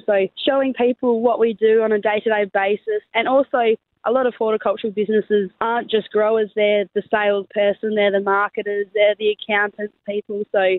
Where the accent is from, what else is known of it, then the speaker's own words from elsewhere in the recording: Myalup, Western Australia, Australia; we're vegetable farmers from Mylop.